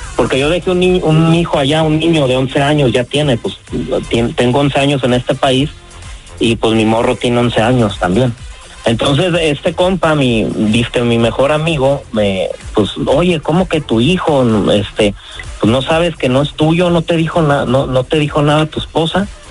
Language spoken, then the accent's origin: Spanish; Pajacuaro, Michoacán, Mexico; now in United States; yo soy de Michoacán, un pueblo que se llama Pajacuará